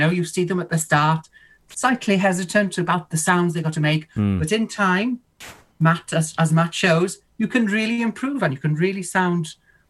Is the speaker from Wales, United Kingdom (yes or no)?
yes; West Wales, United Kingdom; accent: West Wales dialect; because we're in Welsh West Wales, we speak a bit of dialect.